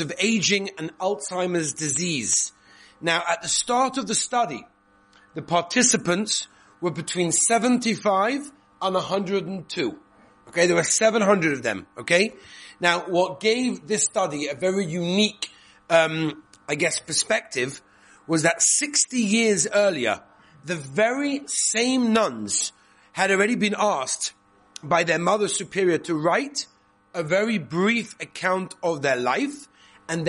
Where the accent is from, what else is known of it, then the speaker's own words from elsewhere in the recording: England, United Kingdom; moved away; I come from England, as you know. I can't really give away my accent